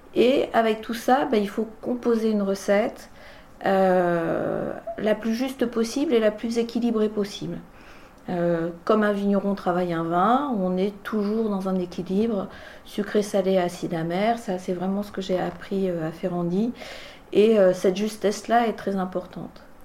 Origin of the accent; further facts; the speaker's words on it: France; also born or lived in Bordeaux; on est revenu en 76 dans la région et j'ai grandi ici